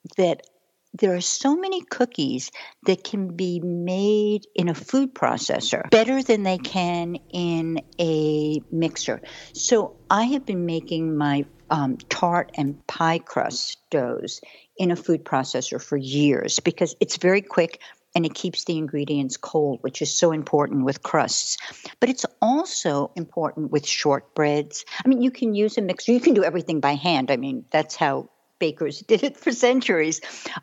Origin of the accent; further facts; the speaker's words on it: New York City, New York, United States; moved away as an adult; also born or lived in Manhattan / Paris; I grew up in Brooklyn